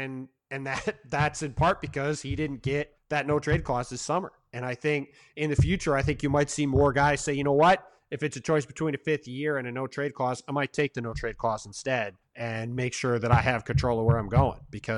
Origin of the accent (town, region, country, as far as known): Western New York State, United States; born or raised there; now in California, United States